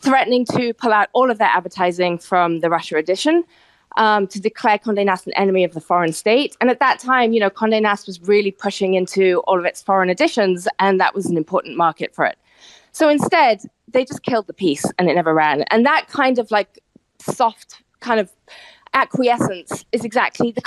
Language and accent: English; United Kingdom; moved away as an adult; now in New York, United States; I'm obviously British, but I've lived in New York for 20 years